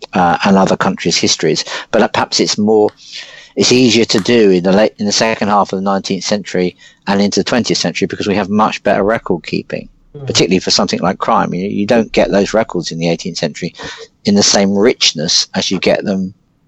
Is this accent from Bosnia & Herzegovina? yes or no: no; London, United Kingdom; I'm a Londoner